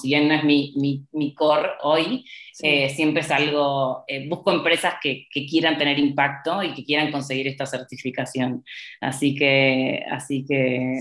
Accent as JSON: {"language": "Spanish", "country": "Argentina", "also_born_or_lived": "United States", "moved": "as an adult", "lives_now": "Mexico", "said": "mi país de origen"}